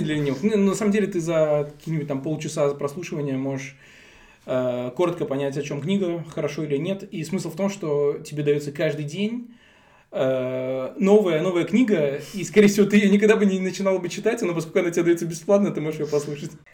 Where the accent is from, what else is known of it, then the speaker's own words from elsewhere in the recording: Tashkent, Uzbekistan; moved away as an adult; now in Germany; родился и вырос я в Узбекистане, в городе Ташкенте. 20 лет я там прожил